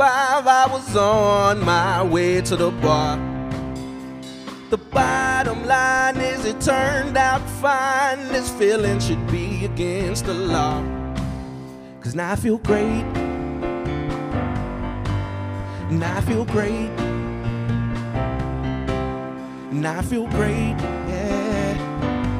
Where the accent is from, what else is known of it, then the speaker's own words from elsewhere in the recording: Round Rock, Texas, United States; now in Austin, United States; I was raised in Round Rock, The Rock